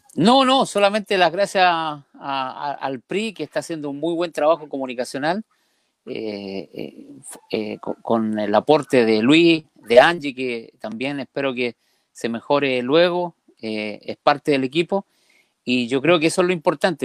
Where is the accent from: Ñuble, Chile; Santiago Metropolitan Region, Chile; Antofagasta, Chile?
Antofagasta, Chile; Calama; yo soy de Calama, mi, yo vengo de una familia minera